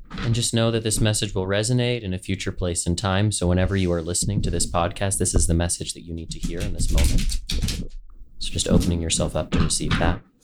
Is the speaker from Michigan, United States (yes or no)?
no; Southern California, United States; growing up in Southern California